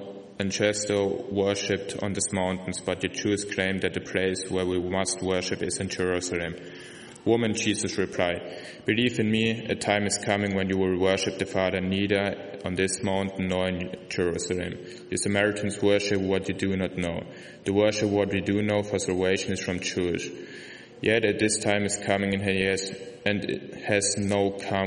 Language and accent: English; Germany; English is a second language; moved away; I'm from Germany